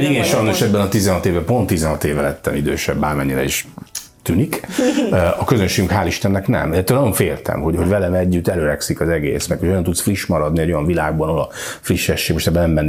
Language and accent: Hungarian; Balatonalmádi, Veszprém County, Hungary; Balaton, no, ami azt gondoljuk, hogy a mi szívünk félig meddig Balaton, és hát én is tényleg Almádiban nőttem föl, meg szóval Balaton az nagyon fontos.